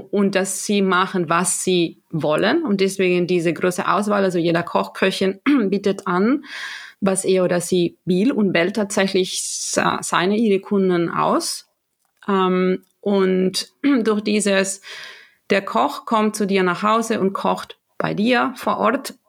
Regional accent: Galicia, Spain; German is a second language; now in Germany; ich komme aus Galicia, das ist im mhm. Nordwesten

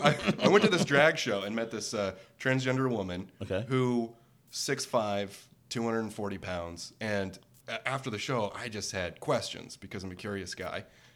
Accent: rural Oregon, United States; also born or lived in Vancouver, Washington; I didn't really grow up in Portland because we're on the Straight People podcast. It's probably important to say that I grew up in rural Oregon.

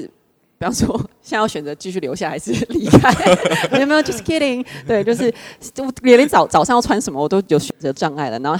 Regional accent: Matsu, Lienchiang County, Taiwan; 我是来自马祖的

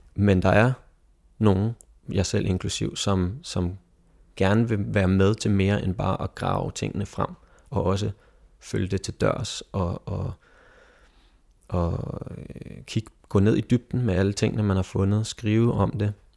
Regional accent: Egedal, Capital Region of Denmark, Denmark; vores Egedal, hvor jeg kommer fra

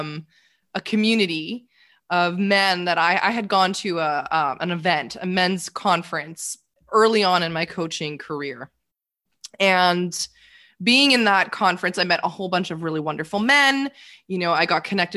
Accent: Toronto, Ontario, Canada; moved away; I'm originally from Toronto, Canada

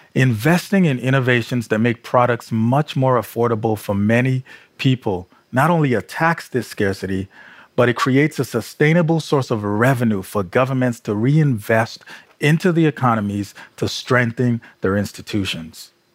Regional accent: Nigeria; growing up in Nigeria

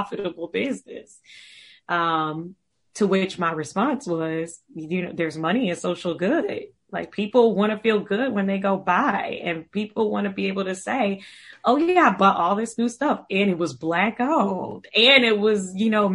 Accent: Savannah, Georgia, United States; moved away as an adult; also born or lived in London; now in Washington, D.C., United States; I'm from Savannah, Georgia.

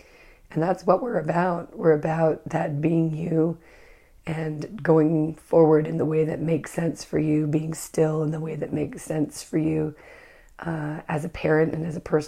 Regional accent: Northern California, United States; I'm from Northern California.

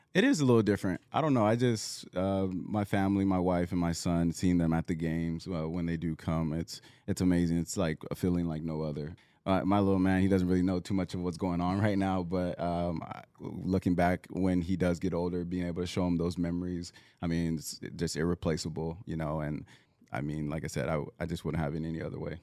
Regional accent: Southern California, United States; moved away; I'm originally from Southern California

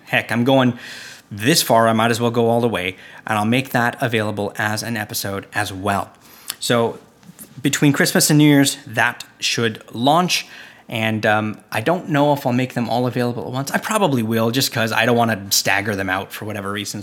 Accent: Canada; I'm from Canada

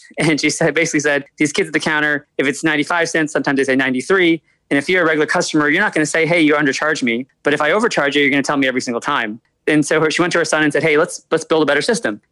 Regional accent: Albany, New York, United States; also born or lived in Bronx, New York; I was born in the Bronx, but I was primarily raised in upstate New York near yeah. Albany

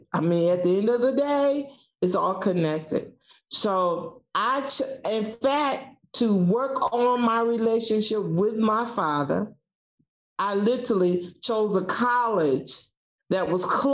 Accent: South Georgia, United States; moved away as an adult; I'm from South Georgia, and I can hear my home economic teacher, Mrs. Lewis, say, we raise cattle, but we rear children

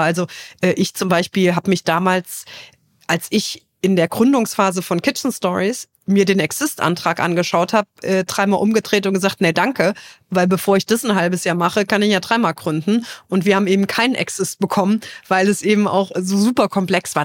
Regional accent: Trier, Rhineland-Palatinate, Germany; in meiner Heimat Trier.

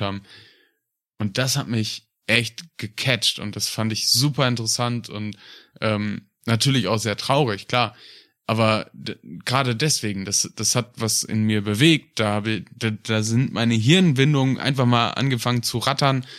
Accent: North Rhine-Westphalia, Germany; Aus Westfalen

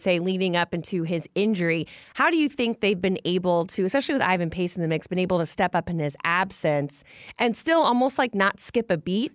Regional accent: the South, United States; moved away; growing up in the South

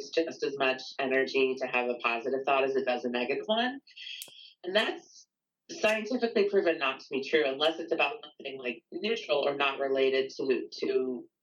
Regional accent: Midwest, United States; I'm from the Midwest

